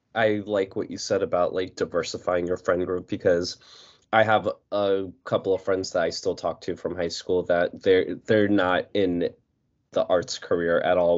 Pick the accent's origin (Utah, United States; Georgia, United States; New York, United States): New York, United States; I'm from New York